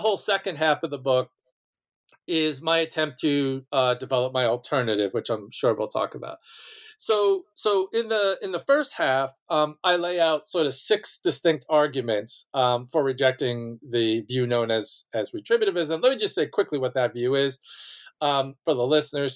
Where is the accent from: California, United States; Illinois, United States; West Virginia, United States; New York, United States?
New York, United States; Malverne; was born and raised on Long Island um, in a small town named Malvern.